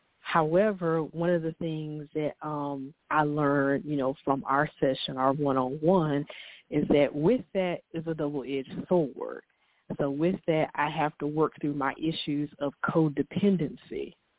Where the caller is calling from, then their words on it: Winston-Salem, North Carolina, United States; I'm calling from Winston-Salem, North Carolina